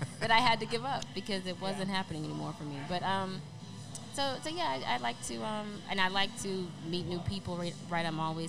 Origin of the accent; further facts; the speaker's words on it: Omaha, Nebraska, United States; also born or lived in Little Rock / Kansas City / Cheyenne; I was born in Little Rock, Arkansas, then we moved to Kansas City, Missouri, then I lived in Cheyenne, Wyoming, then Omaha, Nebraska, so I was there for 8 years